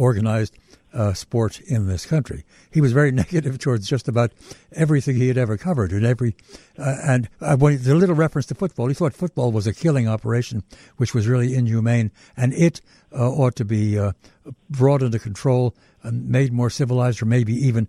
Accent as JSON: {"language": "English", "town": "New York City", "region": "New York", "country": "United States", "tie": "born or raised there", "said": "I was born and raised in Brooklyn"}